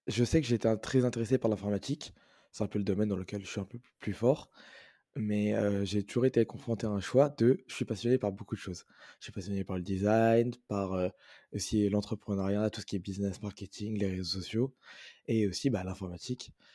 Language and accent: French; France; moved away as an adult; now in Montreal, Canada; je suis né en France et je vis en France